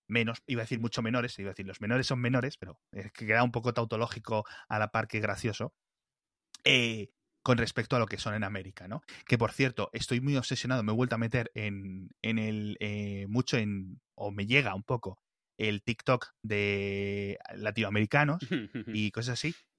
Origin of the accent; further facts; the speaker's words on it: El Bierzo, Castile and León, Spain; yo que soy del Bierzo